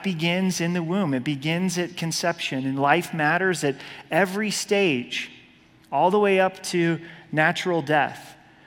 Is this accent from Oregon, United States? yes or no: yes; Oregon, United States; I was born and raised in Oregon